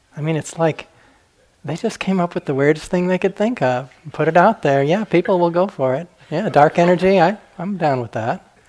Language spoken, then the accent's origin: English; Arizona, United States; also born or lived in Flagstaff, Arizona; I grew up in Arizona, it's my home state